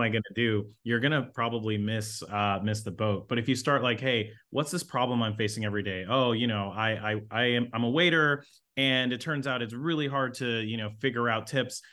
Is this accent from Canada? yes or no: yes; Toronto, Ontario, Canada; I grew up in Toronto, so grew up in the inner city.